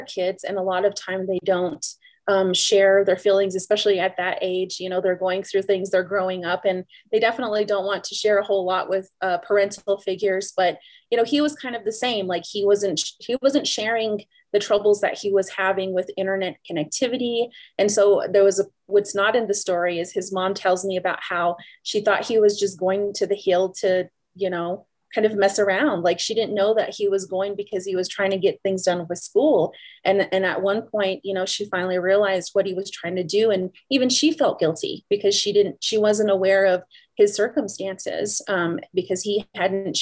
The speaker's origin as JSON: {"language": "English", "town": "Teec Nos Pos", "region": "Arizona", "country": "United States", "tie": "born or raised there", "said": "I'm from the Tisnos Plus community as well"}